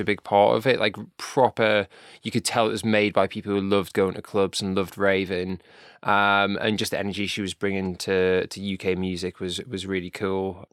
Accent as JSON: {"language": "English", "region": "North East England", "country": "United Kingdom", "said": "I'm from North East"}